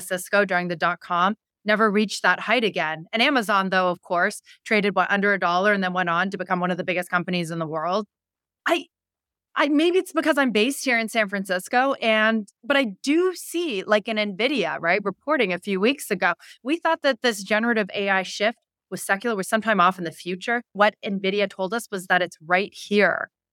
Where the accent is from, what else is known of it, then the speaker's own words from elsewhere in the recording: Canada; moved away; I'm Canadian